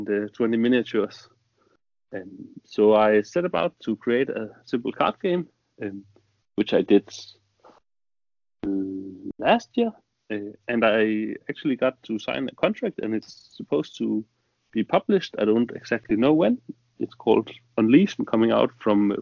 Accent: Denmark; I'm from Denmark.

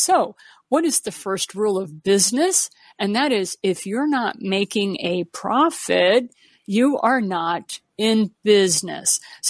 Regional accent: Missouri, United States; I am from Southern Missouri. So, yeah, that fits right in with my background.

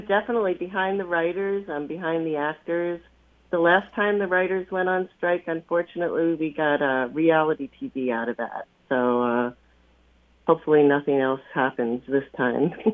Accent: Long Island, New York, United States; I grew up on Long Island

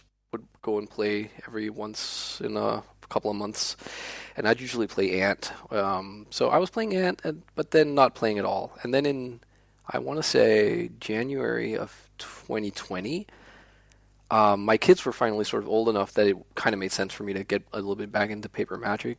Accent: Copenhagen, Capital Region of Denmark, Denmark; English is a second language; Being a native of Denmark, it's

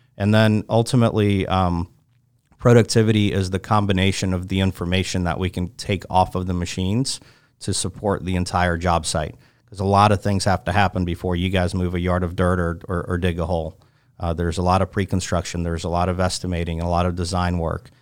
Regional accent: Chapel Hill, North Carolina, United States; also born or lived in Moscow, Russia; I grew up in Chapel Hill

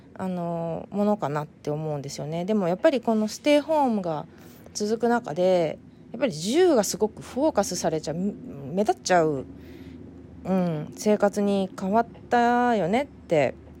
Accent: Fukuoka, Japan; moved away as an adult; now in San Diego, United States; 故郷の福岡

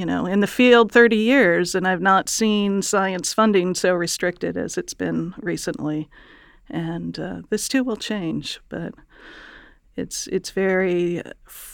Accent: Chicago, Illinois, United States; I grew up in Chicago

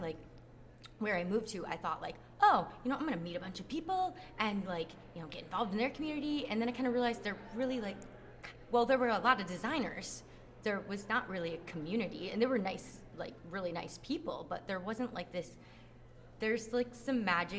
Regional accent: Grand Rapids, Michigan, United States; also born or lived in Indianapolis, Indiana; now in Phoenix, United States; I grew up in Grand Rapids, Michigan, but where I ended up moving to was Indianapolis, Indiana.

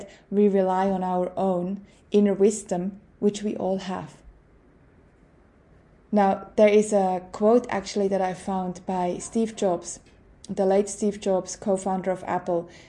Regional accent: Switzerland; moved away as an adult; now in Australia; as a Swiss growing up in Switzerland

